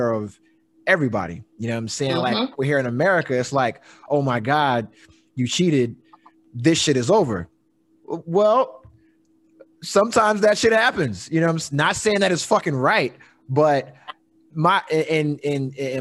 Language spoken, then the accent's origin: English; East Coast, United States; I grew up in the East Coast